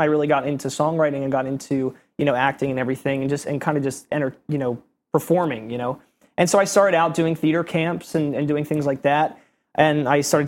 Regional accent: Bucks County, Pennsylvania, United States; moved away as an adult; also born or lived in New Jersey; now in New York, United States; I grew up in Bucks County, Pennsylvania, which is about, like, an hour and a half or so away from here

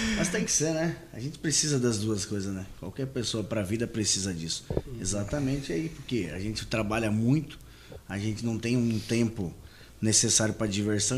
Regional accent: Paraná, Brazil; also born or lived in Sorriso, Mato Grosso / Rio Grande do Sul; now in Confresa, Brazil; Eu venho do Sul, venho do Paraná. Meu pai é do Rio Grande do Sul uhum. e eu sou do Paraná, mas morei muito tempo lá.

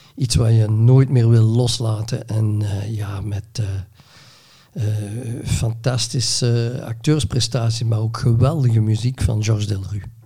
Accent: Neerpelt, Flanders, Belgium; Ik ben geboren in Neerpelt in 1957

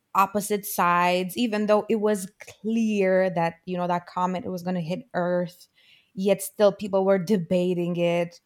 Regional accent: Romania; there was a huge difference for me growing up in Romania

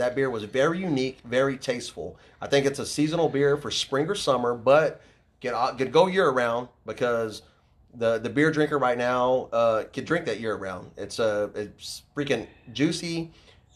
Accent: Houston, Texas, United States; we're from Houston

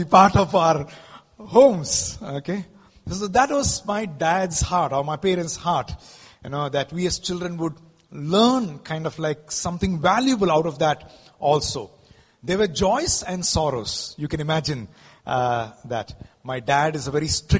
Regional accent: Mumbai, Maharashtra, India; also born or lived in South India; I'm basically from the south, but I grew up in Mumbai.

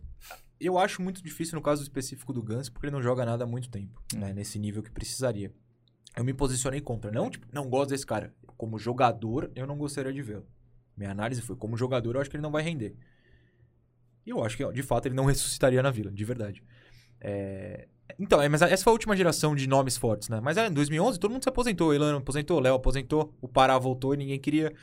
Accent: Santos, São Paulo, Brazil; moved away as an adult; now in São Paulo, Brazil; eu de fato sou de Santos

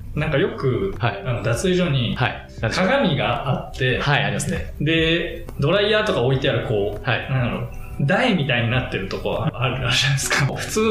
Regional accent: Ishikawa, Japan; moved away; 僕、地元が石川県なんですけど

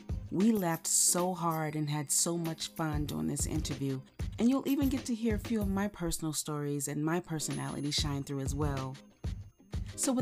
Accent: Mississippi, United States; moved away; I'm from Mississippi.

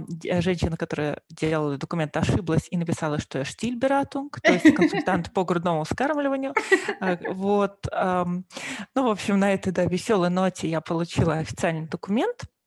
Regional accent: Moscow, Russia; moved away as an adult; now in Germany; вообще я приехала из Москвы, то есть родилась и выросла в Москве.

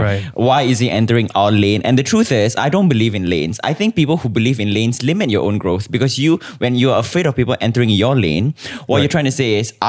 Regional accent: Singapore

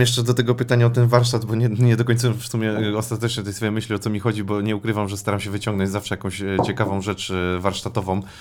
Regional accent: Łódź Voivodeship, Poland; mieszkałem, pochodzę z Podłodzi

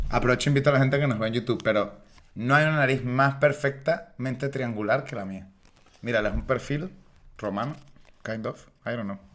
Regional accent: Venezuela; now in Spain; vengo de un lugar donde la libertad de expresión está cuartada

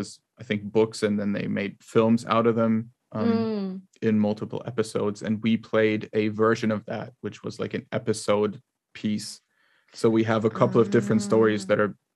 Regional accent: Freiburg, Baden-Württemberg, Germany; I'm a musician from the Freiburg area, so we live in the same city

